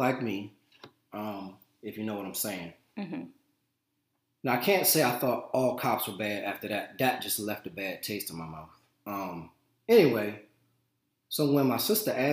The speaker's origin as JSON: {"language": "English", "town": "Richmond", "region": "Virginia", "country": "United States", "tie": "born or raised there", "said": "I grew up in Richmond, Virginia, well, Henrico County, which, you know, is on the border of Richmond"}